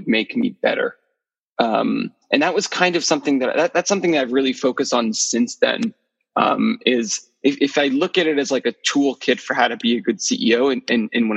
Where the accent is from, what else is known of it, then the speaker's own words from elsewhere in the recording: Bay Area, California, United States; moved away as an adult; also born or lived in Paris, France; I grew up in the Bay Area, and I moved out to Paris, France when I finished college